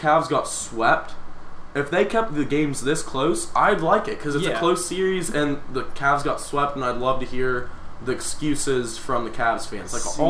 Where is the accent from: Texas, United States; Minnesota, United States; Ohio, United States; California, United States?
Ohio, United States; growing up in Ohio as a child